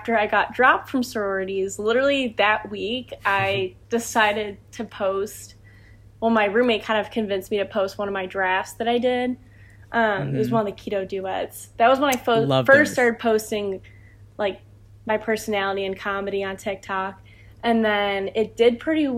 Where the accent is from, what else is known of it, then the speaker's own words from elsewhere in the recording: Ohio, United States; I'm from Ohio